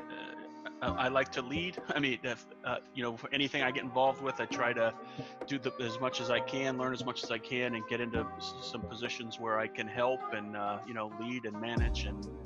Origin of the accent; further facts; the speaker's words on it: Denton, Texas, United States; I live in the Dallas-Fort Worth Metroplex, actually in Denton, Texas